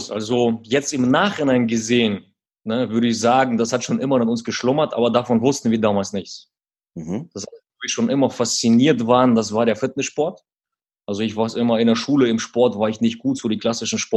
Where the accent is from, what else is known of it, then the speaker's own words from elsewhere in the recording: Quakenbrück, Lower Saxony, Germany; Genau, aber um, ähm, wenn wir den Ort nennen, Quakenbrück, wo wir herkommen, der klingt erstmal ein bisschen lustig wegen dem Namen.